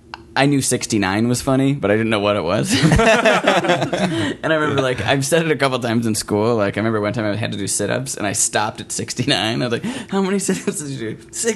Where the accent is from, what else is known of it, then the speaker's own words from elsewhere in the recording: Milwaukee, Wisconsin, United States; I'm from Milwaukee.